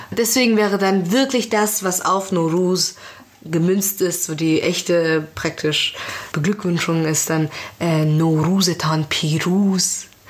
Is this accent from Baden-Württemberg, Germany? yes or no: no; Frankfurt, Hesse, Germany; also born or lived in Iran; im Raum Frankfurt zum Beispiel, wo ich aufgewachsen bin